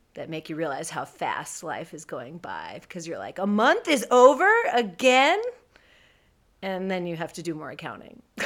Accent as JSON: {"language": "English", "area": "San Francisco Bay Area", "region": "California", "country": "United States", "tie": "born or raised there", "said": "I am from the Bay Area, born and raised here"}